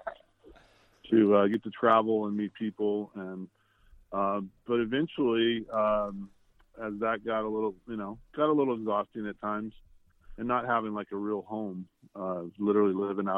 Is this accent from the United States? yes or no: yes; El Paso, Texas, United States; moved away as an adult; also born or lived in Austin, Texas / Houston, Texas; now in Napa Valley, United States; I started in El Paso, which was my hometown